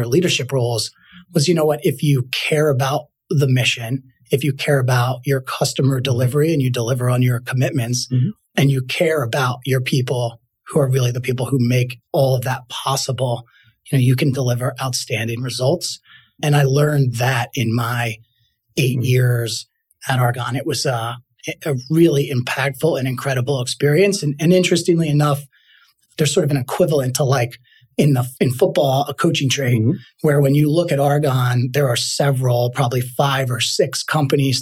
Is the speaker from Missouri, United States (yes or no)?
no; Trenton, New Jersey, United States; I grew up in Trenton, New Jersey. Went to high school there